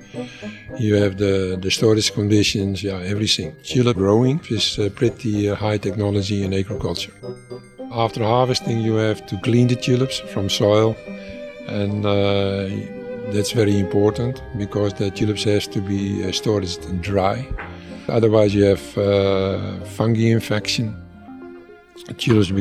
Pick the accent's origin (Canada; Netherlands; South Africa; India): Netherlands; moved away as an adult; now in Dafeng, China; I'm a Dutch guy. I come from Holland. I'm born in a tulip growers family.